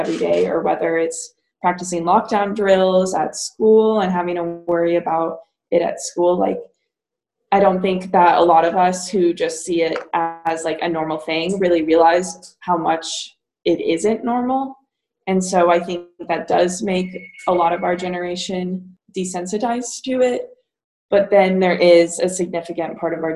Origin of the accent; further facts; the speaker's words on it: Columbine community, Colorado, United States; moved away as an adult; now in Virginia, United States; I've grown up in that community